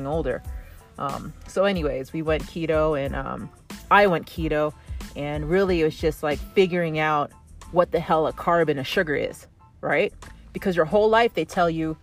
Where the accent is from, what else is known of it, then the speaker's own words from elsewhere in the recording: Canada; I have like the English French because I'm from Canada